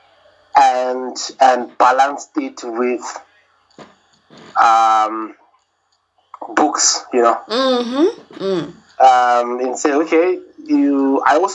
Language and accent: English; South Africa; also born or lived in Soweto / KwaZulu-Natal / Eastern Cape; I prefer to say I grew up in South Africa. Because I was born in Soweto. Raised a little bit in Soweto, and then I did the in between KZN and Eastern Cape.